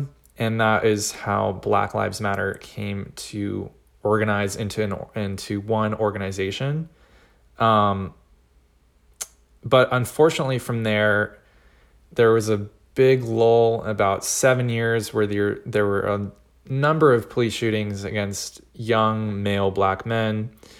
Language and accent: English; California, United States; I'm from the San Francisco Bay Area in Northern California